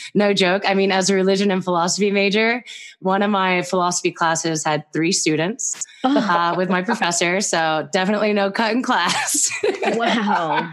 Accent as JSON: {"language": "English", "area": "York County", "region": "Pennsylvania", "country": "United States", "tie": "born or raised there", "moved": "yes", "lives_now": "Eastern Sierra, United States", "said": "I grew up in a county called York, right next to Lancaster"}